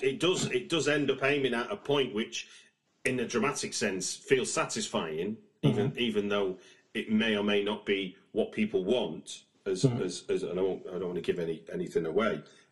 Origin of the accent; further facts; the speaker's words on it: United Kingdom; But, I mean, obviously, being a British person, I know, because the media narrative is that there's a them and us